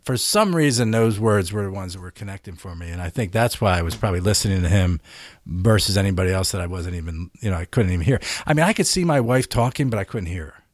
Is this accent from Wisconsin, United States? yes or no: no; Philadelphia, Pennsylvania, United States; Where I grew up in Philly